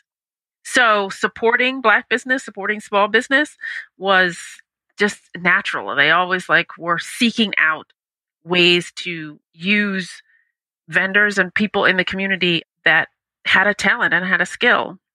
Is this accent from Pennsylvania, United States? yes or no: no; Washington, District of Columbia, United States; I am originally from Washington, D.C., USA